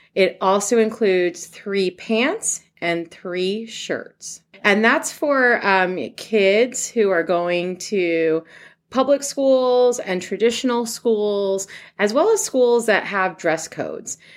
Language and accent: English; New York, United States; moved away as an adult; now in Columbus, United States; I'm actually originally from New York